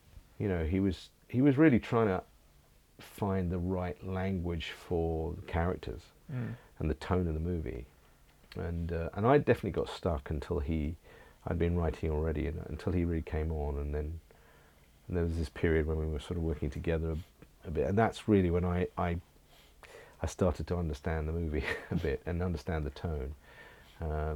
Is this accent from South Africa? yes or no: no; England, United Kingdom; I am English